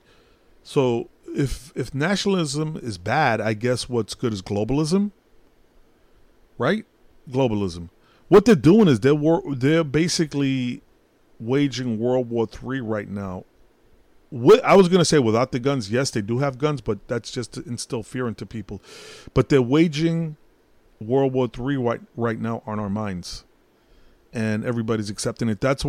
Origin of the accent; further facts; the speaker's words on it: New York City, New York, United States; I'm Puerto Rican, but I was born in Brooklyn